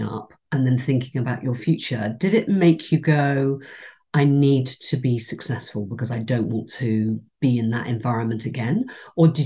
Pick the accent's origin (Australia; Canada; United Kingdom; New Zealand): United Kingdom; England; I'm English and I come from a big family